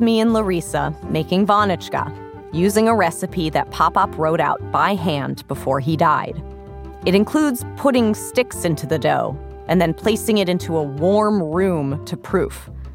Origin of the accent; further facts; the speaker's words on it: New York City, New York, United States; I was born in the Bronx.